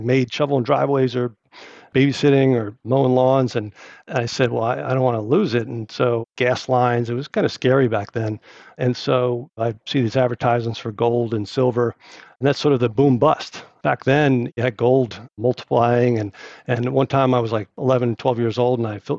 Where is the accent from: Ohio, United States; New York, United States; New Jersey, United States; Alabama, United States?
New Jersey, United States; East Brunswick; I grew up in New Jersey. My dad worked at Johnson & Johnson after the Navy, and he was in New Brunswick, and we lived in a town called East Brunswick